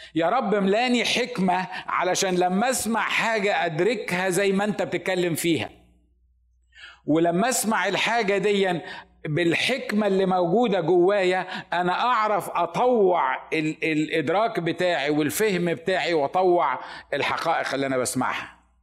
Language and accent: Arabic; Upper Egypt, Egypt; moved away as an adult; انا الوحيد اللي من الصعيد